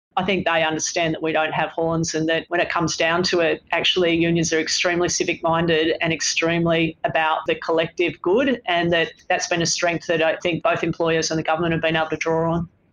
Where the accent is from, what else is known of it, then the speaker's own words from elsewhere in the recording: Sydney, New South Wales, Australia; moved away as an adult; now in Melbourne, Australia; I live by myself in Melbourne and I'm from Sydney.